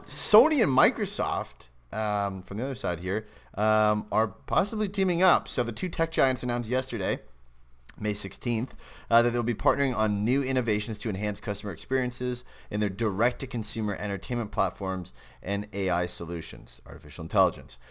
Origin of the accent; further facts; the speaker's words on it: Canada; I'm Canadian